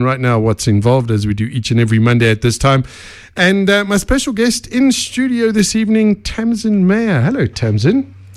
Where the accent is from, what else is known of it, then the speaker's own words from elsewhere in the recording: Benoni, Gauteng, South Africa; I'm a Benoni boy, so, you know, East Rand.